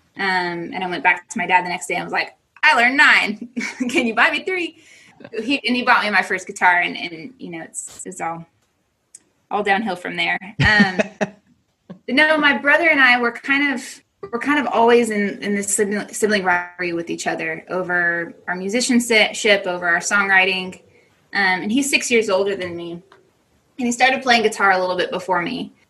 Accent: United States; moved away as an adult; as an American

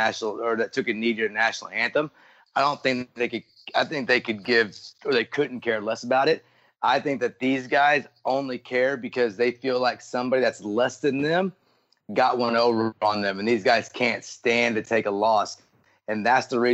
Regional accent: East Texas, United States; moved away as an adult; also born or lived in Dallas area; now in Dallas, United States; now I live in the Dallas area, but I grew up in East Texas

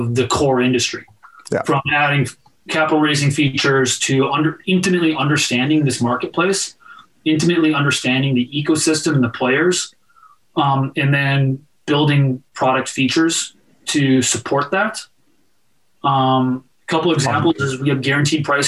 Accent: Minnesota, United States; I'm from Minnesota

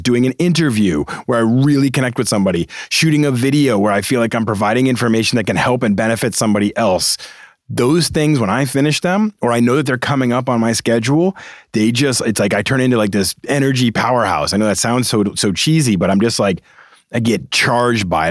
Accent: Boston, Massachusetts, United States; I'm a Boston guy. I grew up in Boston.

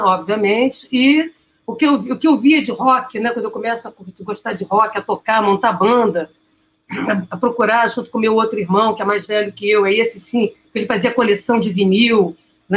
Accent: Santo Antônio de Pádua, Rio de Janeiro, Brazil; em Santo Antônio de Pádua, que é onde eu nasci

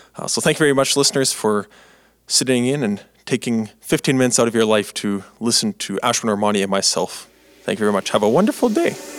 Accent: Canada; I've been growing up in Canada here my life when I was younger

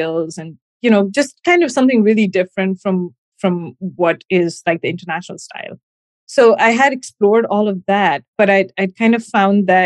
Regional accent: Gujarat, India; moved away; I grew up in India, in the western part of India, in the state of Gujarat.

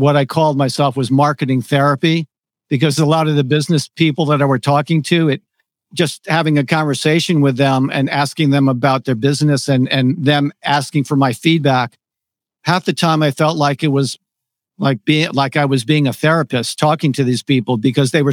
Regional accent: Connecticut, United States; moved away as an adult; also born or lived in New York City; I grew up in Connecticut, and I'm not really a city guy

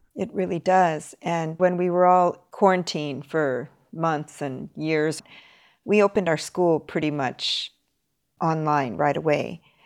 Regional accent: Los Angeles, California, United States; now in Tokyo, Japan; I'm from Los Angeles

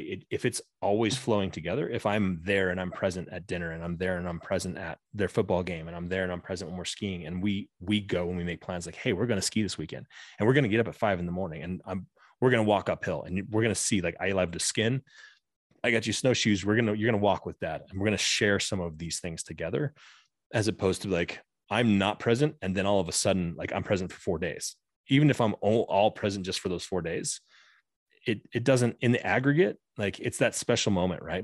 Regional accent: Southwest Colorado, United States; I grew up in Southwest Colorado

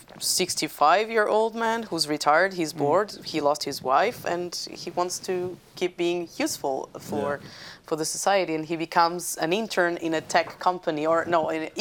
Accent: Portugal; I'm from Portugal

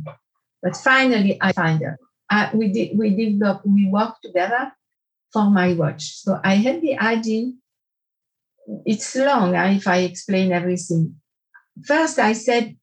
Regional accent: Porrentruy, Jura, Switzerland; also born or lived in France; in Porrentruy, where I grew up

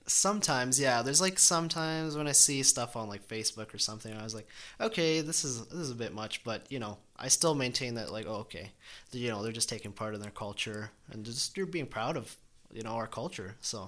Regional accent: Calgary, Alberta, Canada; Born and raised here

